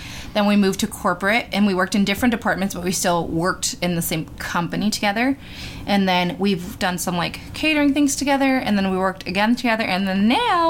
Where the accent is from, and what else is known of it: Rancho Cucamonga, California, United States; moved away as an adult